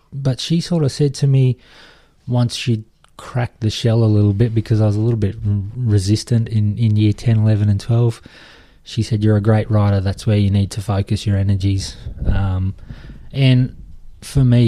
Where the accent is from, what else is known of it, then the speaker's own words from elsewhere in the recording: Toowoomba, Queensland, Australia; I've moved back to Toowoomba, my hometown